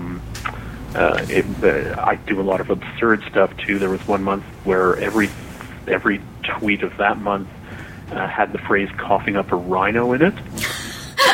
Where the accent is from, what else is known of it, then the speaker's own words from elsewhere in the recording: Toronto, Ontario, Canada; my hometown of Toronto